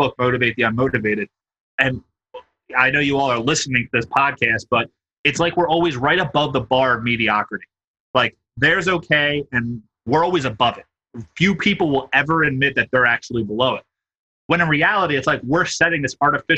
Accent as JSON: {"language": "English", "town": "Philadelphia", "region": "Pennsylvania", "country": "United States", "said": "I'm from Philly"}